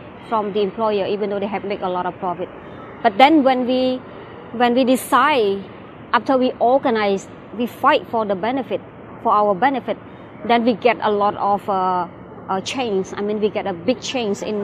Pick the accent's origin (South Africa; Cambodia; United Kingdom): Cambodia; I'm from Cambodia.